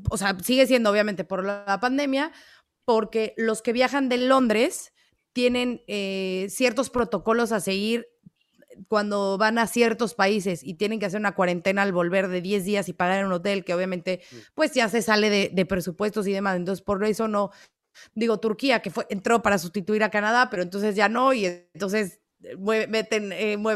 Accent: Mexico City, Mexico; Hola amigos de Fórmula Latina … soy de la Ciudad de México

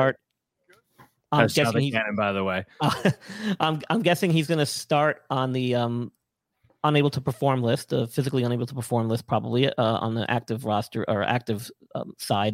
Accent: New York, United States; moved away; I'm from New York originally

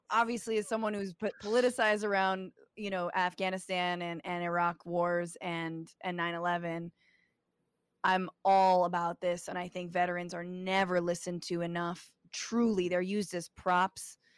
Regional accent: Guatemala; I'm from Guatemala. It's sad.

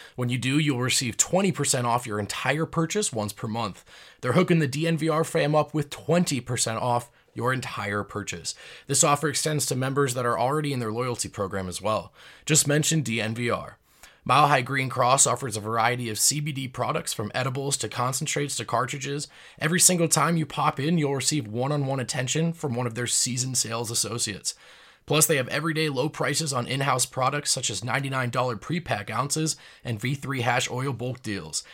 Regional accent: New Jersey, United States; I grew up in New Jersey

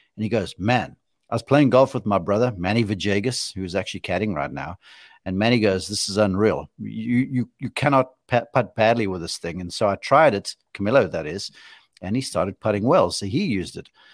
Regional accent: South Africa; I'm being a South African homer

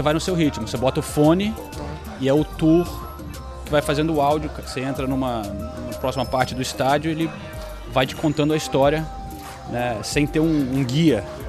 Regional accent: London, United Kingdom; Eu cresci aqui no norte de Londres

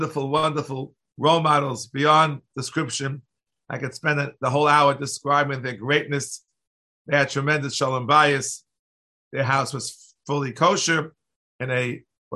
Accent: New York City, New York, United States; I grew up in New York City

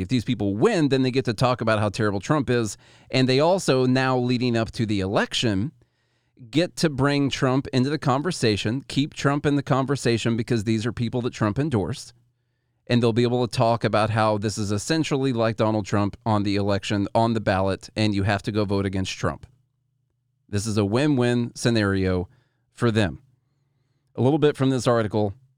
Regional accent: Illinois, United States; I'm from Illinois

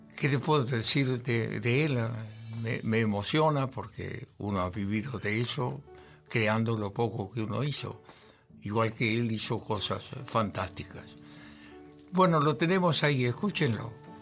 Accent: Argentina; somos argentinos

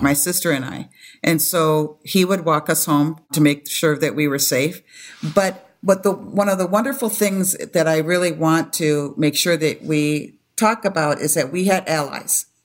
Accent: Madison, Wisconsin, United States; also born or lived in Toronto, Canada; now in Minneapolis, United States; I was born in Toronto, Canada. moved to the States when I was a baby, and we moved to Madison, Wisconsin

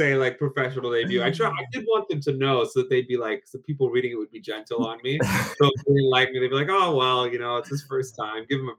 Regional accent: New York, United States; moved away as an adult; now in London, United Kingdom; I grew up in New York, actually.

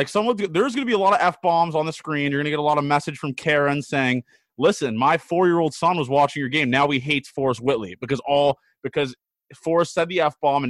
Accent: Canada; Shout out to me again also for being Canadian.

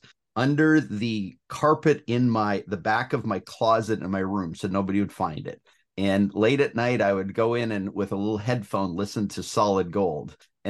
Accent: Ontario, Canada; Yeah. So I grew up in southwestern Ontario, Canada. So west of Toronto, between Toronto and Detroit, about halfway between those two.

